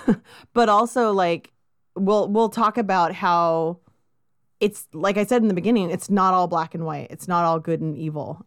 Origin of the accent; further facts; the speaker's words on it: Southern California, United States; I grew up in Southern California